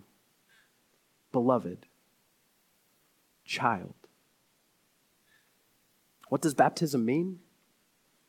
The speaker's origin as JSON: {"language": "English", "town": "Crestwood", "region": "Kentucky", "country": "United States", "tie": "born or raised there", "said": "I grew up in the Church of the Nazarene, a small church, about 20 or 30 people elementary school cafeteria in Crestwood, Kentucky."}